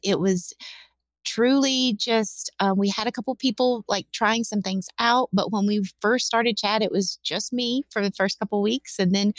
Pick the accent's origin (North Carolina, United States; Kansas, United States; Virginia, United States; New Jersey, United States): North Carolina, United States; I'm not from the Bay Area. I'm from North Carolina, which is where I currently live.